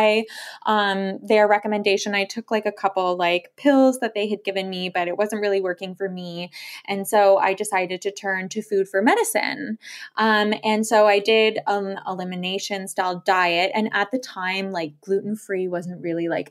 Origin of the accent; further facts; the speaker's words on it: Toronto, Ontario, Canada; moved away as an adult; also born or lived in Lille, France; So I was born and raised in Toronto, lived there my whole life until we moved to France, where I was based in Lille